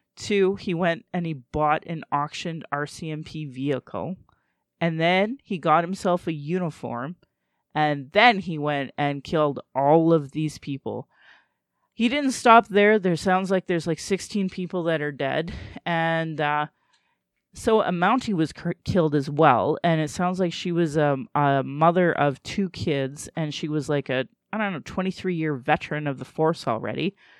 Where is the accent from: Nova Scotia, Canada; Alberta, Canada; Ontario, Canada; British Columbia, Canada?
Alberta, Canada; Calgary; I was born in Calgary, or in Blackfoot, Mokinstus